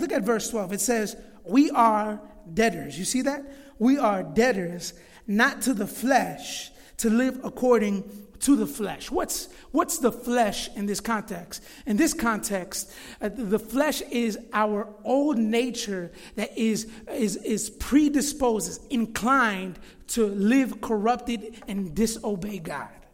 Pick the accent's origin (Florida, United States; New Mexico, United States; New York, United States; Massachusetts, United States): Florida, United States; moved away as an adult; now in Chicago, United States; I actually grew up in Florida. Right now I'm 31 years old, but I moved to Chicago when I was 19 years old in 2008.